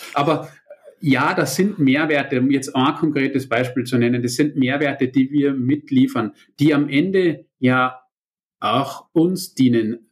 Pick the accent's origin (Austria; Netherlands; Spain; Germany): Austria; ich bin ja Österreicher mit deutschen Wurzeln